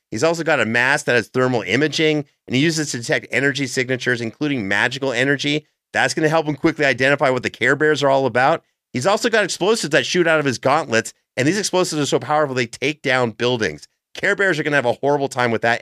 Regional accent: Canada; As a Canadian

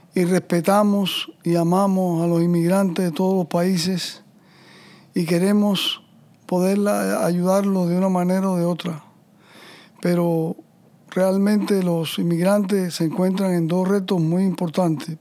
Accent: Cuba; moved away; inmigrante como el mío, como todos los que venimos de Cuba

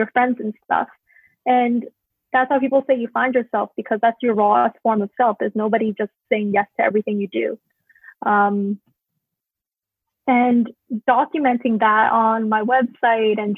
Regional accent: Canada; also born or lived in Hong Kong; I grew up in Canada

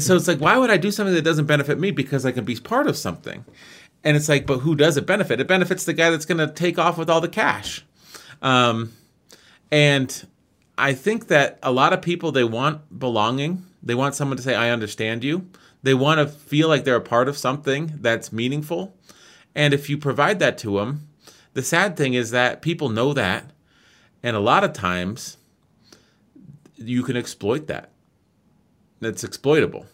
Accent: United States; I'm from America

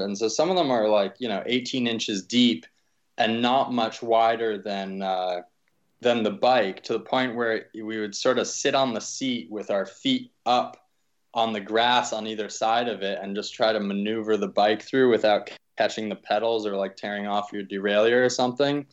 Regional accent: East Coast, United States; also born or lived in Pittsburgh; I grew up on the East Coast

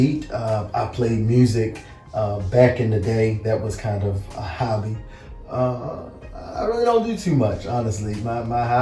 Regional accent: Baltimore, Maryland, United States; also born or lived in Washington, D.C.; born in D.C., raised in Baltimore

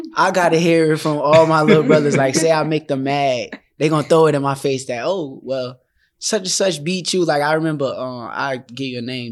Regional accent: Newark, New Jersey, United States; my hometown.

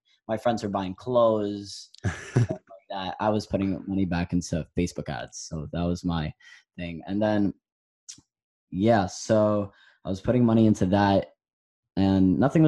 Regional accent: New York City, New York, United States; I'm from Brooklyn, New York, 17 years old

